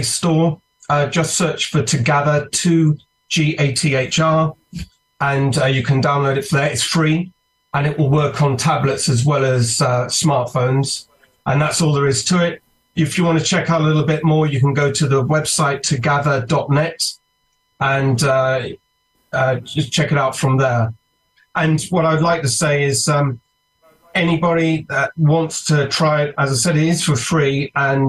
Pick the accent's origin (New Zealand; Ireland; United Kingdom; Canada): United Kingdom; accent: British; You can tell from my accent, I'm a Brit.